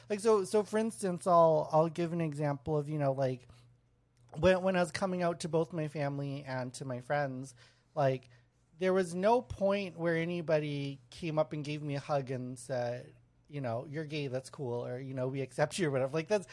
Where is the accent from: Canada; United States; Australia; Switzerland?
Canada; because obviously we're all Asian, but we grew up in Canada